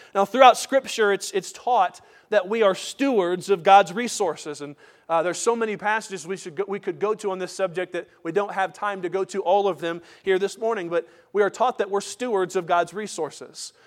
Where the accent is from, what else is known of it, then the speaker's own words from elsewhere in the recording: United States; as American Christians